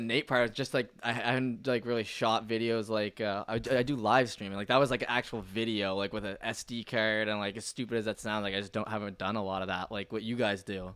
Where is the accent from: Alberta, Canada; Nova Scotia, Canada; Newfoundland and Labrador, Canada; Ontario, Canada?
Nova Scotia, Canada; Halifax; moved away as an adult; also born or lived in Toronto; when I lived in Toronto, went to university, when I told people I was from Nova Scotia or Halifax